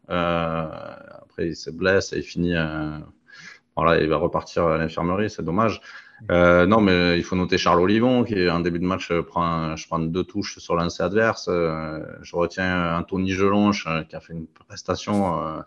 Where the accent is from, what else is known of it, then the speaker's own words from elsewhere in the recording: France; on est français